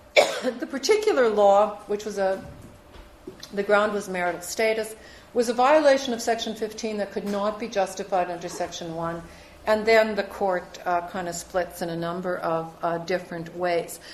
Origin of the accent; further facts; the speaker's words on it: Saskatchewan, Canada; I was born in Saskatchewan, it's next year country